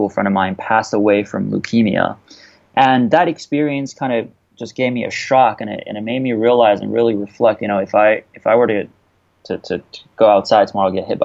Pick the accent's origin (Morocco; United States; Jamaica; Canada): Canada; I went to school in Canada. I'm Canadian